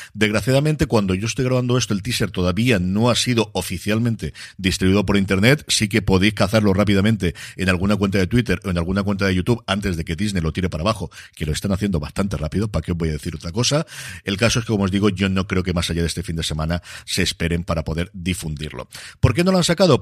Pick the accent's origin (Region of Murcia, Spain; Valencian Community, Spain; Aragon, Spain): Valencian Community, Spain; Elche; me tengo que quedar por aquí en mi tierra